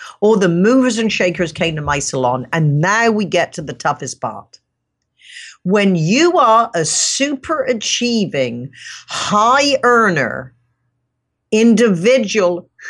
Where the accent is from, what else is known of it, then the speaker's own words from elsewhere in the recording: England, United Kingdom; I grew up in England and my dad was an entrepreneur, self-made man, very successful.